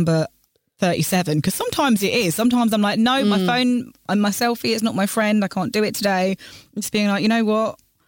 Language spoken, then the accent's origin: English; London, United Kingdom; I grew up in London, studied in London, worked in central London